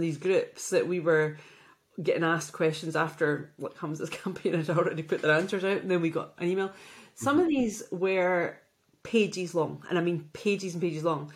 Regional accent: Glasgow, Scotland, United Kingdom; I'm from the East End

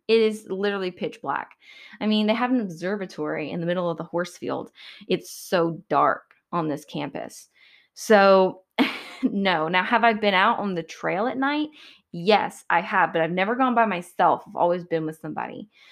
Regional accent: Georgia, United States; I'm from Georgia

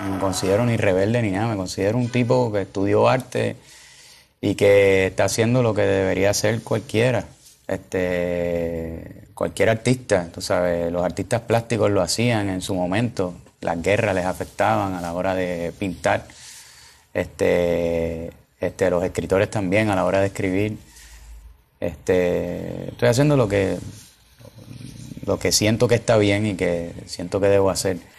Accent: Trujillo Alto, Puerto Rico; also born or lived in Río Piedras, Puerto Rico; Yo nací en Río Piedra, en un hospital que es para los maestros de Puerto Rico, porque mi abuela era maestra. Me crié en Trujillo Alto, Puerto Rico

